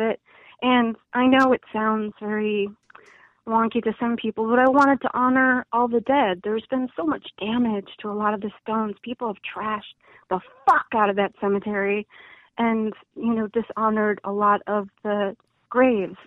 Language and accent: English; Chicago, Illinois, United States; also born or lived in Midlothian, Illinois; I grew up in Chicagoland, and I actually spent some years in Midlothian, Illinois